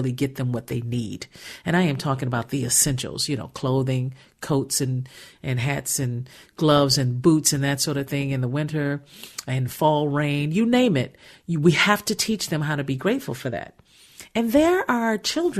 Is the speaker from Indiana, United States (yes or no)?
yes; Gary, Indiana, United States; our household growing up in Gary, Indiana